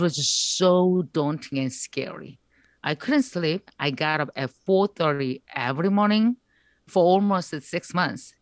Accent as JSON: {"language": "English", "country": "South Korea", "second_language": "English"}